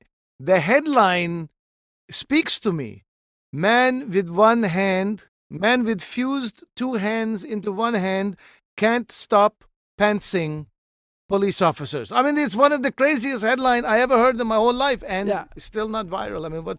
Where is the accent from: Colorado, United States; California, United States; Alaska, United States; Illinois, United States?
California, United States; Santa Barbara; born there; Sure. Santa Barbara. I was born in Santa Barbara. And in Santa Barbara, there my parents were also born.